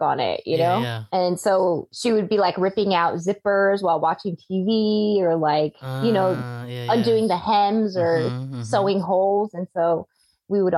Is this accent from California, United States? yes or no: yes; Central Valley, California, United States; moved away as an adult; growing up in the Central Valley in California